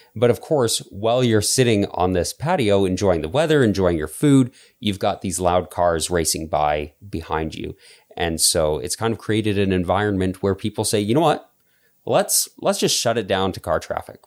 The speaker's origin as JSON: {"language": "English", "town": "Calgary", "region": "Alberta", "country": "Canada", "tie": "born or raised there", "said": "I remember, like, growing up in Calgary"}